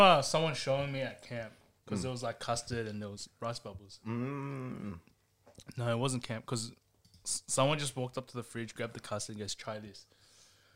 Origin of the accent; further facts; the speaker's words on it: Fairfield, New South Wales, Australia; I was born in Fairfield Hospital.